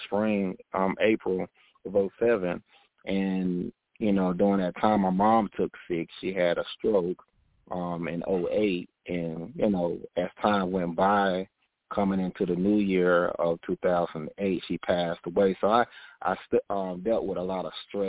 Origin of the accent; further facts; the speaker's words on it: Augusta, Georgia, United States; moved away as an adult; also born or lived in Texas; now in Charlotte, United States; I grew up in Augusta, Georgia.